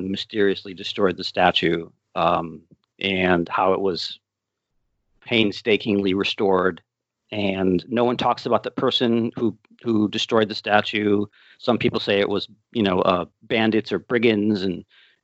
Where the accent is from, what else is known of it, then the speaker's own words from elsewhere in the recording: Middletown, Connecticut, United States; I was born in Middletown, Connecticut